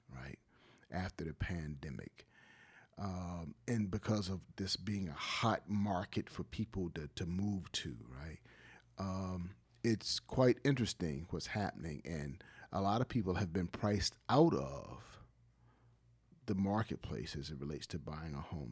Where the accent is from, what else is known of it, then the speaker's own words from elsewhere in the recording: Wilmington, North Carolina, United States; Being born and raised in Wilmington, seeing Wilmington's growth, I've seen the good and the bad